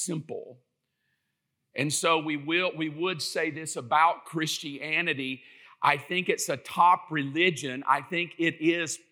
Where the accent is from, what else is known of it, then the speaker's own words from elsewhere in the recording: South Georgia, United States; I'm from South Georgia.